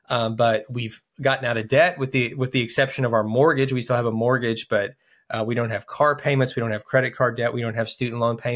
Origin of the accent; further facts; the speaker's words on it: Kentucky, United States; We're from Kentucky